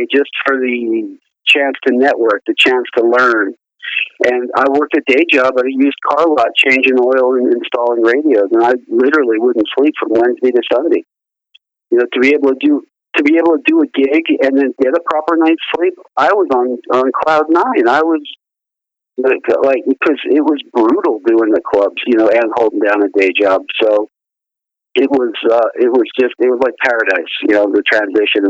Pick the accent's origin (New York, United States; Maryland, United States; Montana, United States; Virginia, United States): New York, United States; Long Island; I'm originally from New York on Long Island